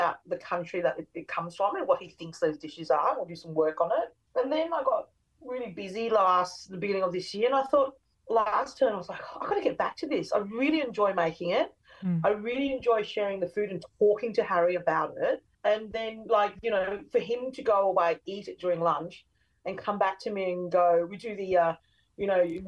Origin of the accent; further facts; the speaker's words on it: Brisbane, Queensland, Australia; I grew up in Brisbane and West End